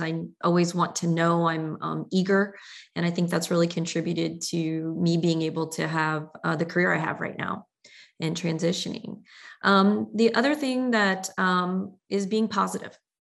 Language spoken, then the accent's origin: English; Southern Ohio, United States; moved away as an adult; also born or lived in Galveston, Texas; growing up in Southern Ohio and my family being in Kentucky